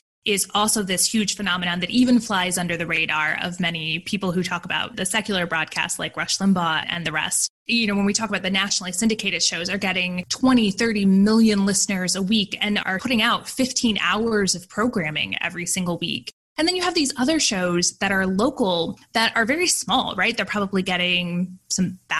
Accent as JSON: {"language": "English", "region": "Indiana", "country": "United States", "tie": "born or raised there", "said": "I grew up in Indiana"}